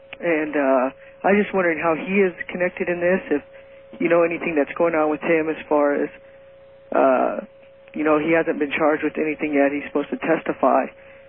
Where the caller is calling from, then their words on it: Kingman, Arizona, United States; I'm calling from Kingman, Arizona.